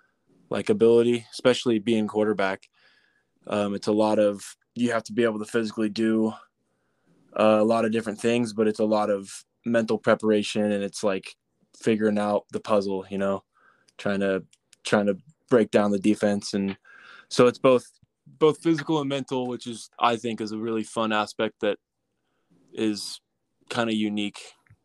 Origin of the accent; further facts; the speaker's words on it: California, United States; moved away as an adult; now in Utah, United States; Like you said, I'm from Weber State. I'm from California. Played JUCO for a couple years over there and been at Weber now.